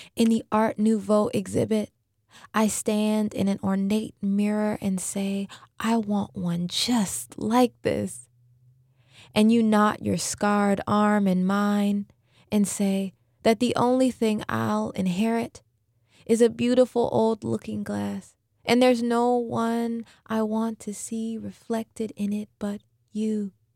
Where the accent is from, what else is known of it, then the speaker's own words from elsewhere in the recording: New Orleans, Louisiana, United States; I was born and raised here in New Orleans.